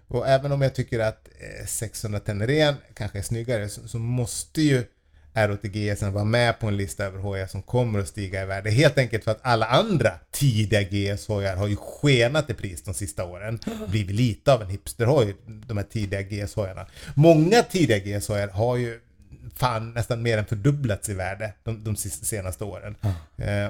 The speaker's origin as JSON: {"language": "Swedish", "town": "Falun", "region": "Dalarna County", "country": "Sweden", "tie": "born or raised there", "moved": "yes", "said": "där jag eh, var uppvuxen"}